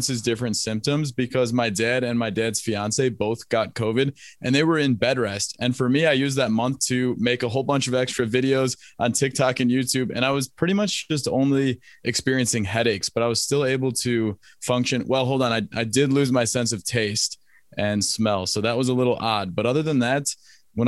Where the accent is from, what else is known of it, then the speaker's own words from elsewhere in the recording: Kenosha, Wisconsin, United States; moved away as an adult; also born or lived in Chicago, Illinois / Madison, Wisconsin / Washington, District of Columbia, United States; born in Chicago and I grew up in a place called Kenosha, Wisconsin, which is a 100,000 person town that sits between Milwaukee and Chicago. And I spent my first, age 5 to age 17